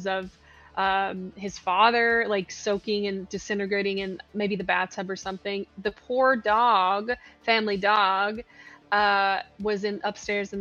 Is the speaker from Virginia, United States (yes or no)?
yes; Virginia, United States; also born or lived in Tennessee; now in Georgia, United States; I'm from Virginia, like the very end of Virginia, kind of the tri-state area. So I lived in Tennessee. I lived in Tennessee as almost as long as I lived in Virginia